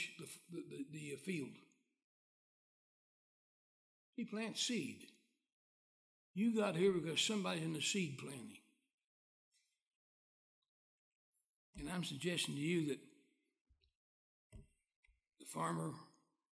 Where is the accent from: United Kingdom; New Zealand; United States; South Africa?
United States; West Virginia; moved away; I was born in West Virginia. I left there just as soon as I learned it was permitted